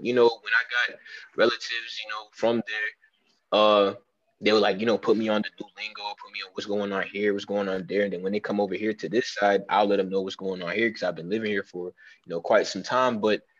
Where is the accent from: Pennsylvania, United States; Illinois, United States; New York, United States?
New York, United States; New York City; now in Texas, United States; originally, you know, I'm from Brooklyn, New York. So, but my parents, my dad and my mom, they originated from Haiti. So apparently, you know, me being a child, of course, I got some Haitian genes